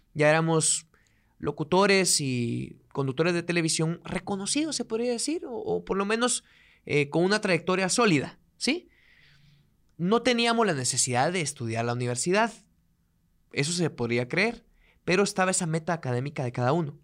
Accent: Guatemala; yo soy de un pueblo o soy de provincia, si algún día lo escuchan en otro país, pues soy de un pueblo, soy de provincia.

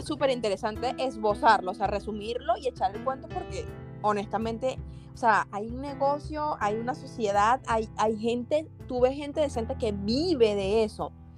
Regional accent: Venezuela; moved away as an adult; now in Spain; antes de decirme venezolano

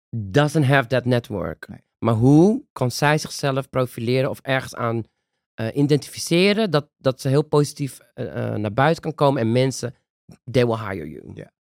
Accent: Netherlands; Daar zijn wij de Nederlandse nazaten

